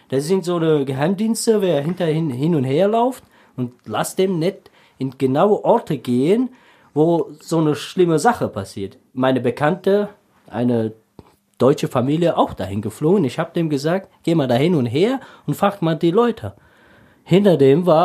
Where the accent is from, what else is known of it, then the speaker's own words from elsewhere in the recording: Tajikistan; German is a second language; Ja, in Tadschikistan, also ich war in einer Mittelteilfamilie, äh, nicht so reich und nicht so arm